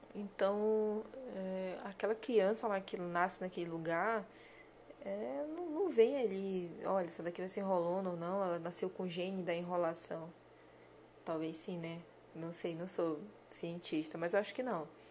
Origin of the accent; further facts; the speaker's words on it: Brazil; Os brasileiros eu tô me incluindo porque eu sou brasileira também